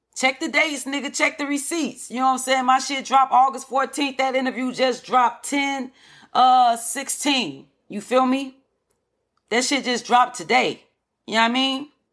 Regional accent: Chicago, Illinois, United States; I am from Chicago from the projects, Henry Horner projects.

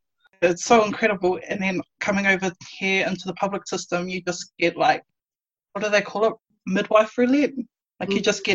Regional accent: Hamilton, Waikato, New Zealand; now in Queensland, Australia; I'm from Hamilton in New Zealand originally. I'm a mum of three, so I birthed two babies here in Queensland.

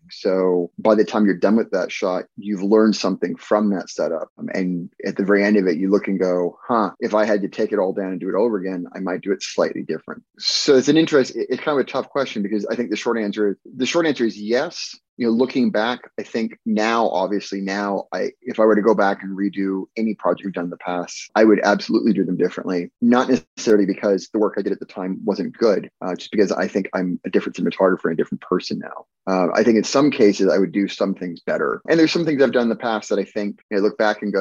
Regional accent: Alaska, United States; amongst many places I grew up, I grew up in Alaska uh, as a kid

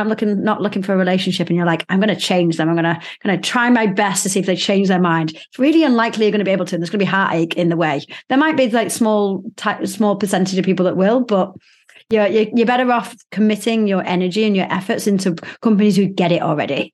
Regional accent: Manchester, North West England, United Kingdom; moved away; not far, like ten minutes drive away from where I grew up

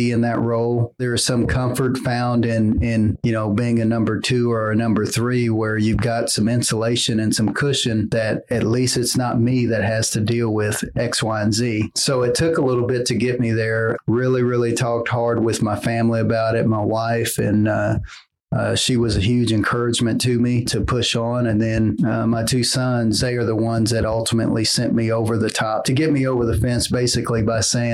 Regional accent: Tulsa, Oklahoma, United States; I'm born and raised in Tulsa. Been here my entire life

